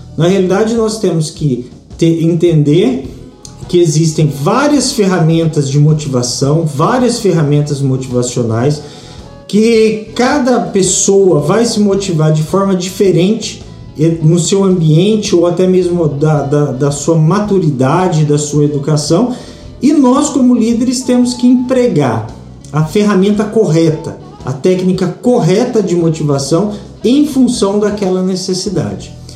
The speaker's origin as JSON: {"language": "Portuguese", "country": "Brazil", "said": "nós brasileiros"}